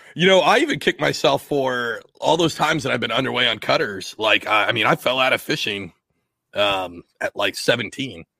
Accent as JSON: {"language": "English", "region": "Washington", "country": "United States", "tie": "born or raised there", "moved": "yes", "lives_now": "East Coast, United States", "said": "I grew up in Washington State"}